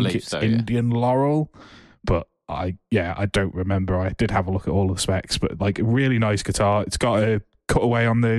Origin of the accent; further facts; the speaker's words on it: Isle of Man; I was from the Isle of Man.